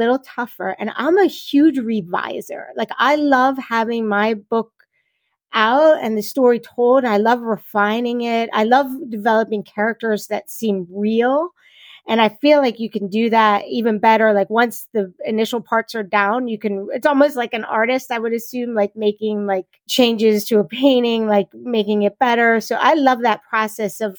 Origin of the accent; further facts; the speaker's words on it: New Jersey, United States; I am from New Jersey. I was born in South Jersey and I live in the middle of the state